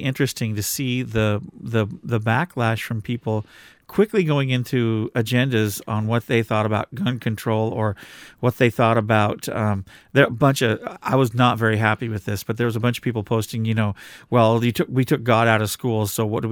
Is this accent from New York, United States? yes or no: no; Washington, United States; we come from the Pacific Northwest in Washington State